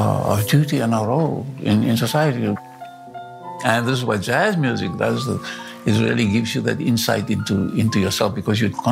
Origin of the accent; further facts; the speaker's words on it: Cape Town, Western Cape, South Africa; moved away as an adult; also born or lived in New York City; I was born in Cape Town, South Africa, in 1934. It was a suburb of Cape Town.